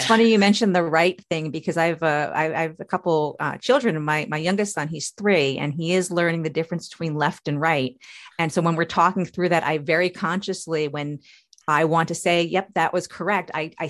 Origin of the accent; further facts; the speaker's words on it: New York, United States; So I'm a child of the 80s. You know, I was born in 74. So I grew up basically in the 80s on Long Island.